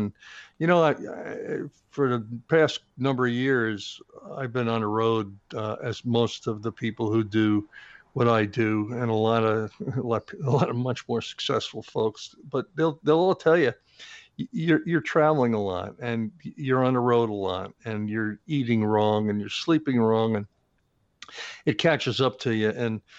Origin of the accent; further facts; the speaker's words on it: East Coast, United States; I was brought up in the East Coast.